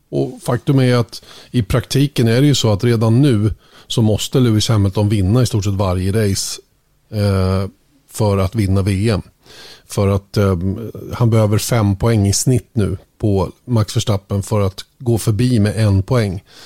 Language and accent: Swedish; Sweden; som svensk